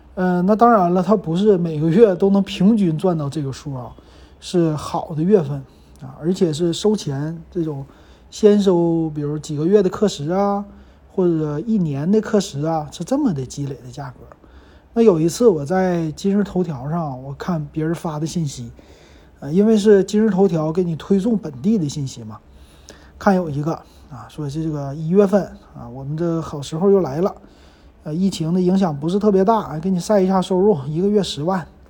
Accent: Liaoning, China; 咱们东北人还是很愿意花钱的

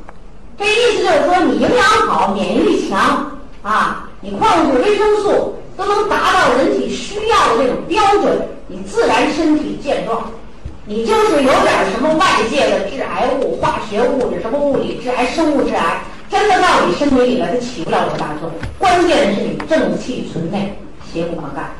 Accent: China; 我们中国人更有意思

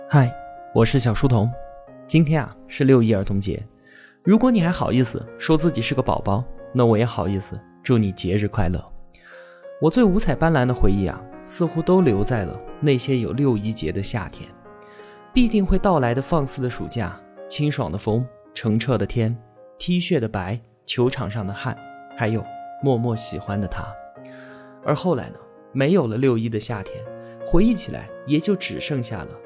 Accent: Yunnan, China; 我的家乡云南

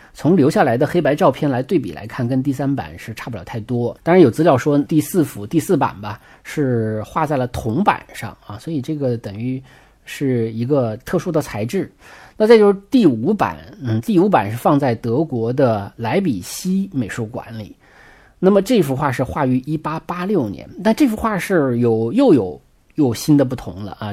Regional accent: China; 我们中国人

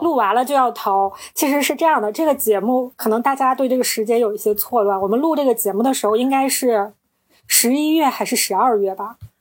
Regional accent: Northeast China, China; 我们是三个来自东北的Ladies

